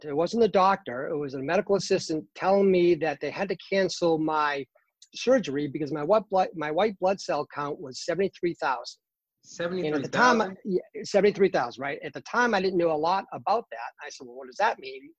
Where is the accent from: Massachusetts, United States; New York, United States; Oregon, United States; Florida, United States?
Massachusetts, United States; Boston; now in North Carolina, United States; I'm originally from Boston, Massachusetts. Very proud of my Boston heritage.